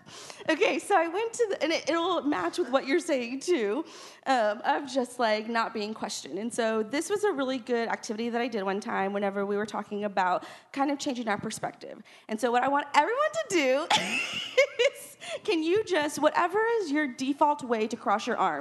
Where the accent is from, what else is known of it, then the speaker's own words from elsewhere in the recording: Texas, United States; born there; because I feel like it has given me such perspective in the way that I was born in South Texas